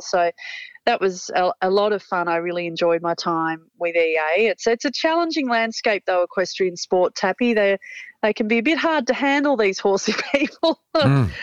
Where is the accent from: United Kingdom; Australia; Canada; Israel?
Australia; also born or lived in Hong Kong; my longing to get back to being Australian and, and grassroots of Australian bush life after my time in Hong Kong